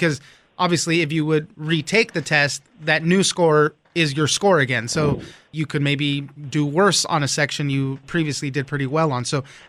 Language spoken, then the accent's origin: English; West Coast, United States; I grew up on the West Coast